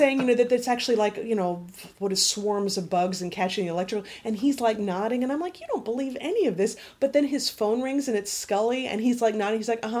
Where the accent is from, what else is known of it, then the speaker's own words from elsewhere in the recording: Florida, United States; Growing up in Florida